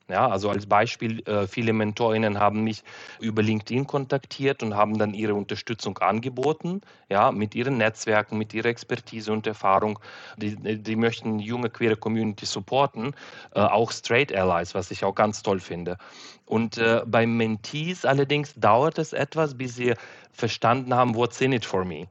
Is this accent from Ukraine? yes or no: yes; Uzhhorod, Zakarpattia Oblast, Ukraine; German is a second language; moved away as an adult; now in Germany; in meine Heimatstadt Uschgorod in der Ukraine